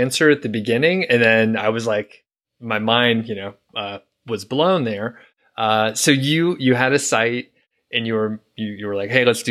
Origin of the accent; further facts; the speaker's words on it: Atlanta, Georgia, United States; moved away as an adult; now in Bozeman, United States; we lived in Atlanta. We're from Atlanta.